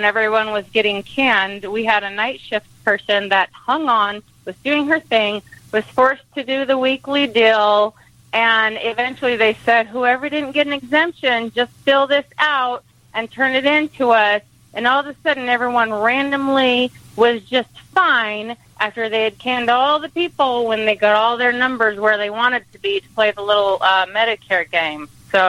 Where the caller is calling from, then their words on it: Phoenix, Arizona, United States; I'm calling from Phoenix, Arizona.